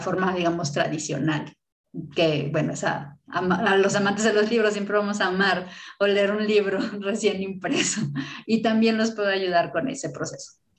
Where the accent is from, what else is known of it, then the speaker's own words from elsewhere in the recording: Mexico; como mexicana